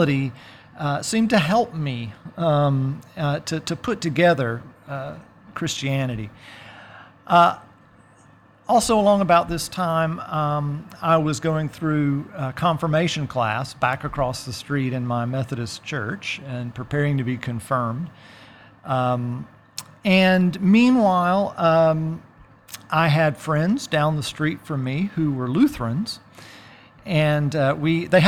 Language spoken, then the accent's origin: English; DeLand, Florida, United States; moved away as an adult; now in Athens, United States; I'm a native of DeLand, Florida